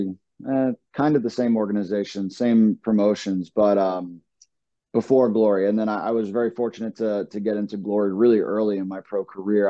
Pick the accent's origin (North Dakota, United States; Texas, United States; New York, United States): New York, United States; New York City; moved away as an adult; now in Rhode Island, United States; I grew up in Brooklyn, New York